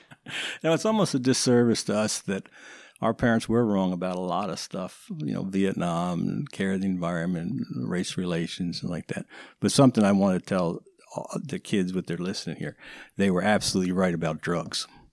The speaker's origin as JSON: {"language": "English", "town": "Woodstock", "region": "New York", "country": "United States", "tie": "born or raised there", "said": "growing up in Woodstock"}